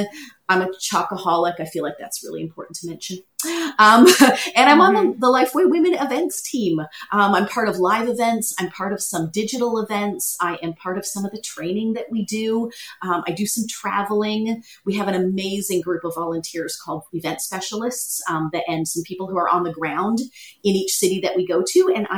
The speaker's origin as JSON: {"language": "English", "country": "Canada", "lives_now": "Toronto, Canada", "said": "Well, we covered the Canadian part. There you go."}